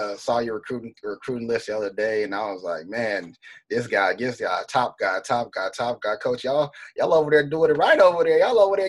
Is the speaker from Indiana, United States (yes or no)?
no; Texas, United States; So you're a guy from the South. You like me. I'm from Texas.